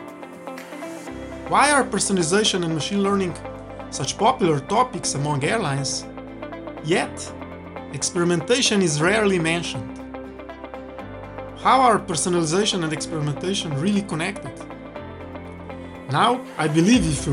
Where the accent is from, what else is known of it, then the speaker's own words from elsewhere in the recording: Slovenia; my home country, Slovenia